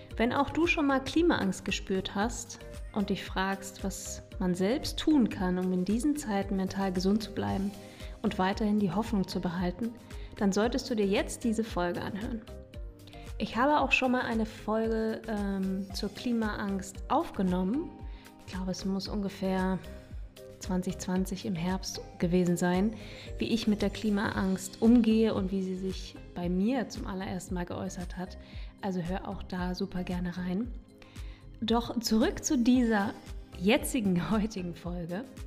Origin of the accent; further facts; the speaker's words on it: Germany; bei uns in Deutschland